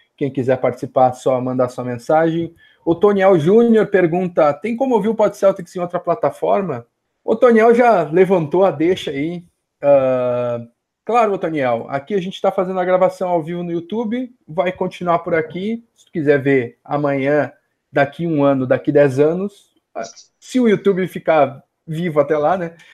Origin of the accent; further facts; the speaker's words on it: Porto Alegre, Rio Grande do Sul, Brazil; eu que sou de Porto Alegre